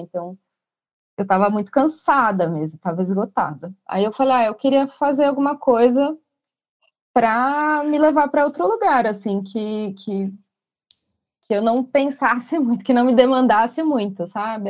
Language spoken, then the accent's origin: Portuguese; São Paulo, Brazil; eu sou daqui de São Paulo